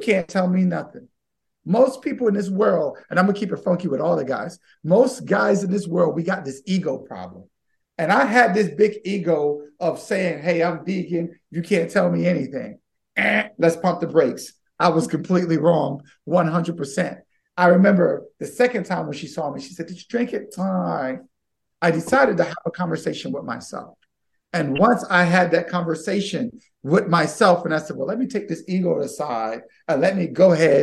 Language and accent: English; Baltimore, Maryland, United States; I grew up right up in Cherry Hill in West Baltimore.